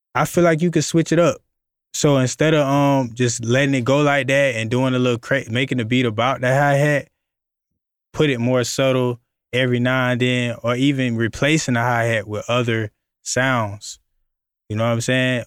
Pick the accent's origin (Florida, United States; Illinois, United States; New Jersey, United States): Florida, United States; I'm from Florida